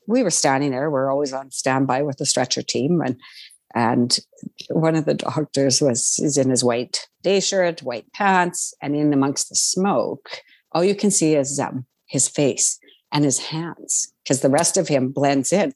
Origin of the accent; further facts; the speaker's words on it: Saskatchewan, Canada; I'm from Saskatchewan